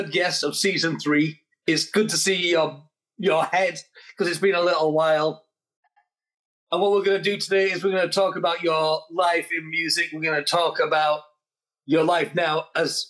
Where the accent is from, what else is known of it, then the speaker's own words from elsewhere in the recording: Huddersfield, Yorkshire and the Humber, United Kingdom; I'm from Huddersfield